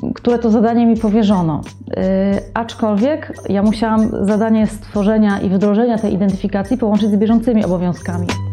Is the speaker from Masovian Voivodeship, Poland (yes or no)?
yes; Warsaw, Masovian Voivodeship, Poland; also born or lived in Madrid, Spain / New York, United States; pochodzę z Warszawy, tutaj też mieszkam i pracuję